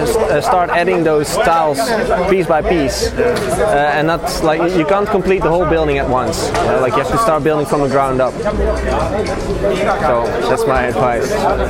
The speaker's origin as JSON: {"language": "English", "town": "Tilburg", "region": "North Brabant", "country": "Netherlands", "said": "I'm from the south of, do you know, Tilburg?"}